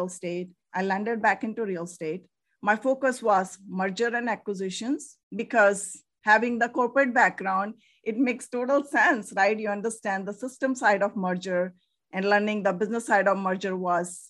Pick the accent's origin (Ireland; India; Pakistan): India; moved away as an adult; now in United States; I'm from originally from India.